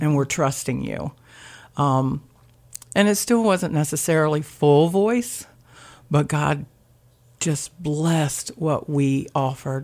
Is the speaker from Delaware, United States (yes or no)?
yes; Blades, Delaware, United States; also born or lived in Laurel, Delaware; I grew up in Blades. I graduated from Seaford